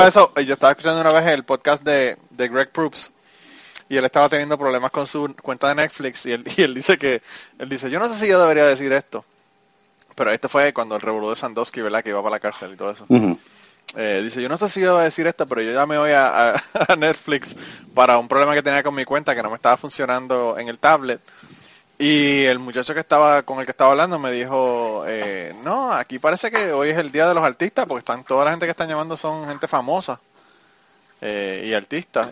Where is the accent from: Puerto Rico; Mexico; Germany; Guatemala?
Puerto Rico; moved away as an adult; yo me fui de Puerto Rico en el 2002. Me mudé para acá.